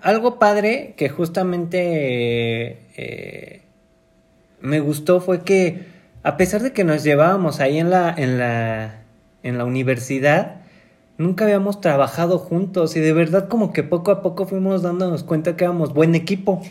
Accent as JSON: {"language": "Spanish", "region": "Mexico City", "country": "Mexico", "tie": "born or raised there", "said": "somos de la Ciudad de México"}